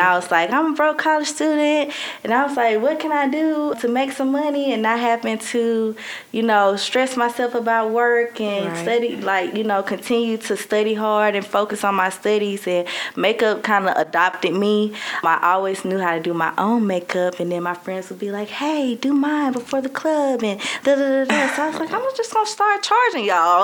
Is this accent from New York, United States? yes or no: no; Birmingham, Alabama, United States; moved away as an adult; now in Mobile, United States; I'm 24 from Birmingham and I live in Mobile.